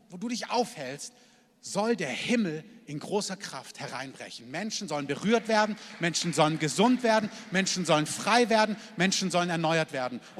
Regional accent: Germany; dass wir als Deutsche, dass wir und alle, die dazugehören und dazugezogen sind

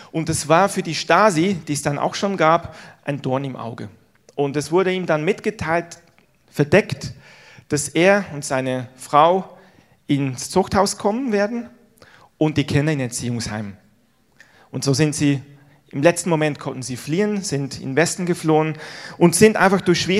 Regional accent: Switzerland; Ihr wisst ja vielleicht, ich bin in der Schweiz groß geworden, habe aber einen deutschen Papa, einen deutschen Opa. Insofern habe ich beide Nationalitäten in meiner Brust, wie man so sagt.

